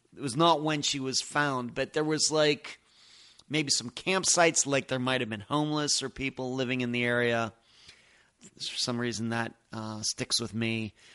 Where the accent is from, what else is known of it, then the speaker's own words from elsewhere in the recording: Pennsylvania, United States; moved away; I'm originally from Pennsylvania.